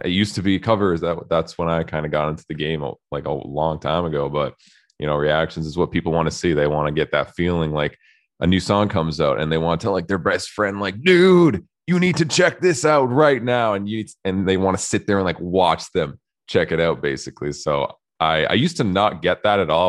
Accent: Canada; I'm Canadian

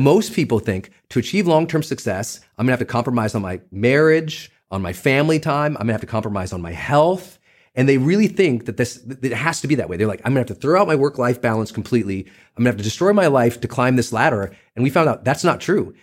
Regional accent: Butte, Montana, United States; I'm a kid from Butte, Montana

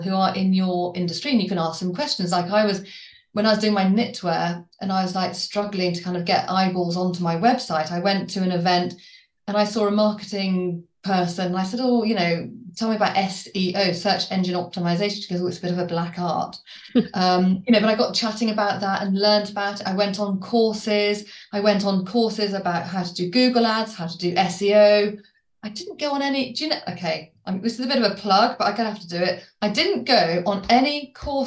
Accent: Worcester, West Midlands, United Kingdom; now in Colchester, United Kingdom; I live in Colchester, running my business from Colchester, and I'm from Worcester.

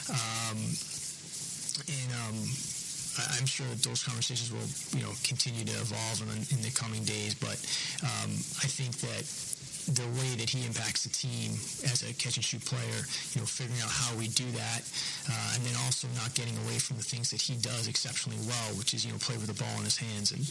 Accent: New England, United States; now in Oklahoma City, United States; you guys know I'm from New England

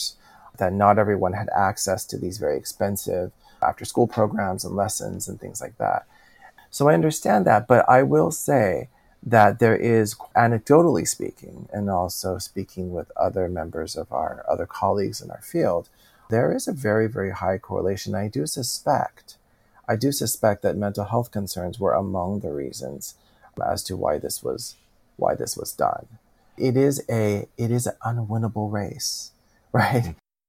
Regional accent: California, United States; And I'm from California. And so as much as the rest of the country experiences that, us in California, it is en vogue for sure to have a therapist or two that you have seen.

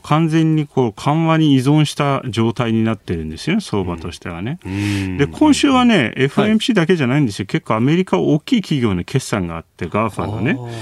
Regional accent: Istanbul, Turkey; Japanese is a second language; now in Japan; 実際自分の実家がそこにあるので

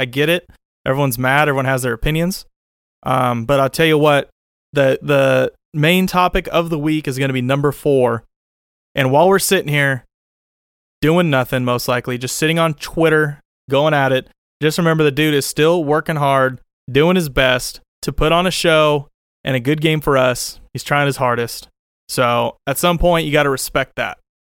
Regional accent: Oakland, California, United States; I grew up in Oakland Coliseum almost every game I went to as a kid yelling for the backup to come off the bench

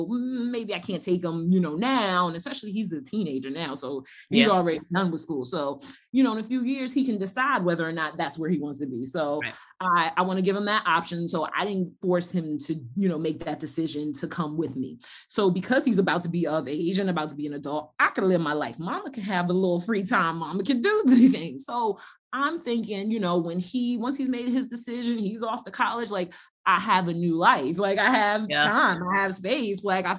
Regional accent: United States

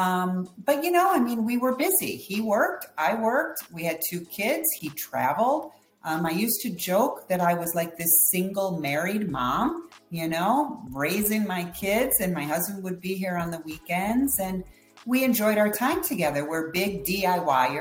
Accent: Detroit, Michigan, United States; I grew up in Detroit, Michigan

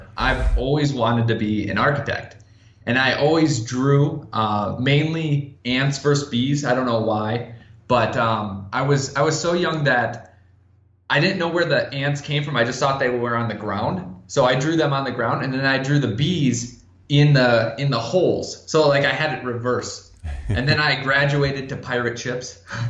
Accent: Minnesota, United States; moved away as an adult; also born or lived in Fargo, North Dakota; I grew up in Minnesota

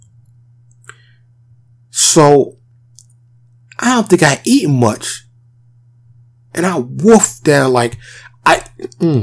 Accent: New York City, New York, United States; now in Dallas, United States; I'm born and raised in New York, I live in the suburb of Dallas, Texas

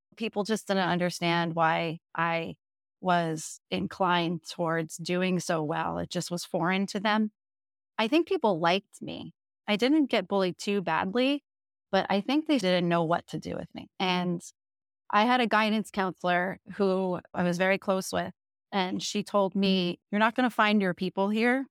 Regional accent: Jersey Shore, New Jersey, United States; moved away; We grew up in the Jersey Shore, so, like, literally right where that T V show was filmed

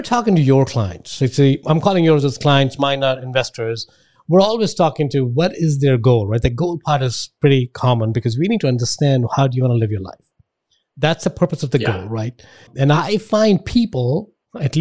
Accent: Delhi, India; now in United States; I grew up in India

